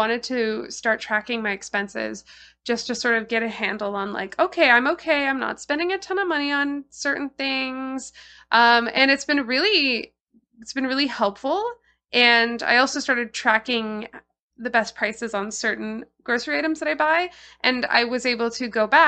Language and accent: English; Toronto, Ontario, Canada; I'm a lifelong Torontonian. I grew up in Parkdale, and now I live in Seton Village, Christie Pits